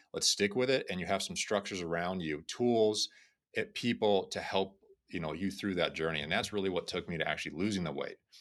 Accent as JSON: {"language": "English", "region": "Florida", "country": "United States", "tie": "born or raised there", "said": "I grew up in Florida"}